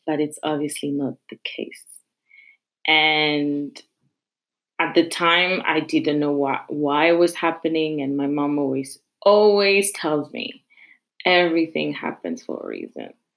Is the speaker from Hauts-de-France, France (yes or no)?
no; Paris, Île-de-France, France; I'm from Paris, but I live in the suburb and a very, very small suburb.